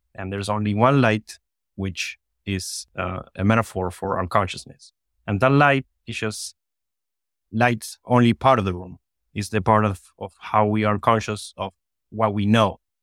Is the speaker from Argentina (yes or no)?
yes; Argentina; now in Miami, United States; I was born in Argentina and I was living here in Miami